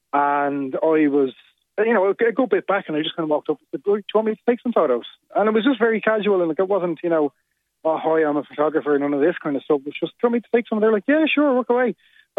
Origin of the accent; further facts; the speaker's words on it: County Wicklow, Ireland; I'm originally from Wicklow, so I went down for the long weekend.